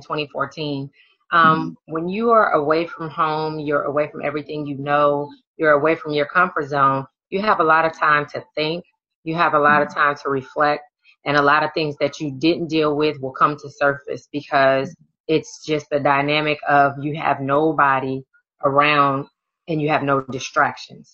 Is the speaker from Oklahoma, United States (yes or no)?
no; Oakland, California, United States; moved away as an adult; also born or lived in Louisiana; now in St. Louis, United States; I'm originally from Oakland, California, where I was born and raised